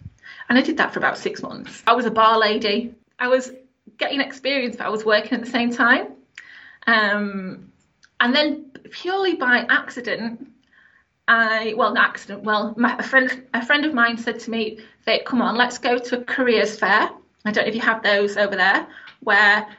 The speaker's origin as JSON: {"language": "English", "town": "Sheffield", "region": "Yorkshire and the Humber", "country": "United Kingdom", "said": "I'm from Sheffield, like a working class family."}